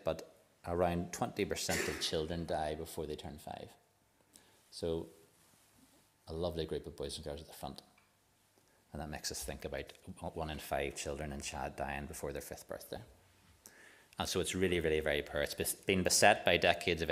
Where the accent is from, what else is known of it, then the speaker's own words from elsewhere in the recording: Waringstown, Northern Ireland, United Kingdom; I'm from Warringstown, and a bit like Bucknass, it's not a big place.